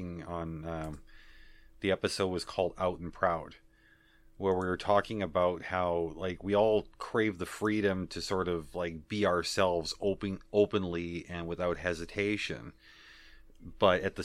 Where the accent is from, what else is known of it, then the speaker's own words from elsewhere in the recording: Canada; accent: Canadian; I am Canadian. Certain words I started pronouncing differently, though I know that my Canadian accent has bled through on a number of occasions